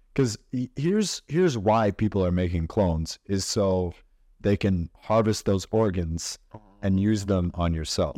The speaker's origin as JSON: {"language": "English", "town": "Chaska", "region": "Minnesota", "country": "United States", "tie": "born or raised there", "said": "I grew up in Chaska"}